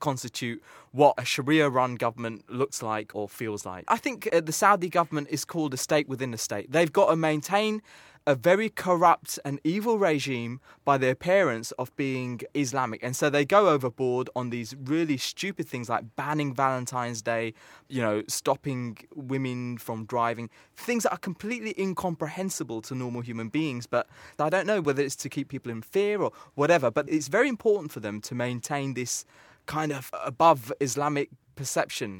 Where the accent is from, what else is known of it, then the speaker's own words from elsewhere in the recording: United Kingdom; I'm British. I live in England.